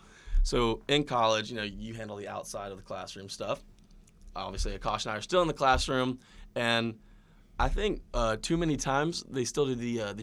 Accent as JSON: {"language": "English", "town": "Athens", "region": "Georgia", "country": "United States", "tie": "born or raised there", "said": "I grew up in Athens, so, I mean, I've lived and breathed the Dogs for 22 years now."}